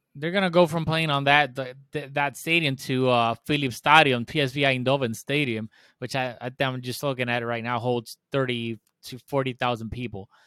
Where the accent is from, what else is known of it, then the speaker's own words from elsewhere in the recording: Puerto Rico; also born or lived in Spain; I'm from Puerto Rico. I'm not, to me, the way I was brought up and that I grew up here